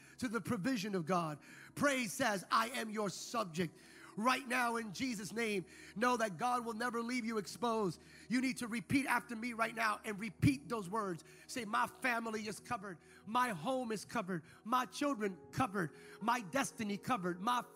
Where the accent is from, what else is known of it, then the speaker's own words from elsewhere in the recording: United States; speaking as an American